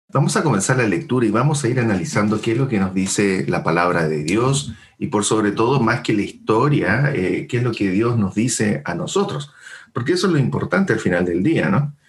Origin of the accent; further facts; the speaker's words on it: Chile; nosotros como chilenos